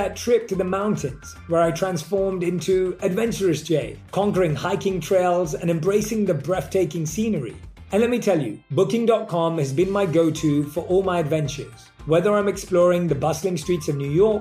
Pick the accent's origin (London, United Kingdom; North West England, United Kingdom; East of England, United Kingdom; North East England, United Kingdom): London, United Kingdom; I grew up in London.